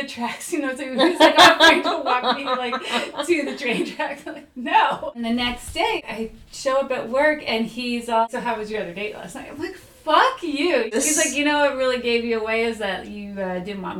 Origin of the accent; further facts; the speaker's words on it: New Jersey, United States; moved away as an adult; I grew up in Jersey